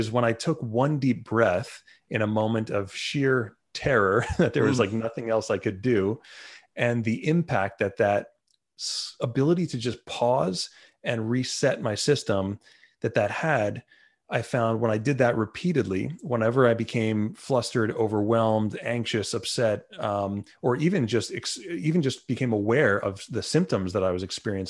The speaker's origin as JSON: {"language": "English", "town": "Long Island", "region": "New York", "country": "United States", "said": "I'm from Long Island, New York, where Lyme disease is sort of a common problem."}